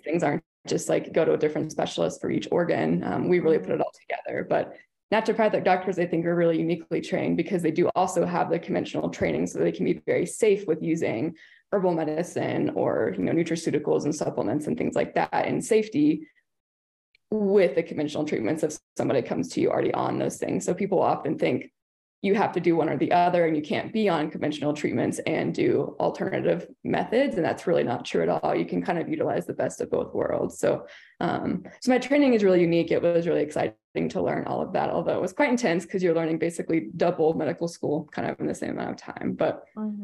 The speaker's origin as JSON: {"language": "English", "region": "Kentucky", "country": "United States", "also_born_or_lived": "Portland, Oregon", "moved": "yes", "said": "I'm from Kentucky"}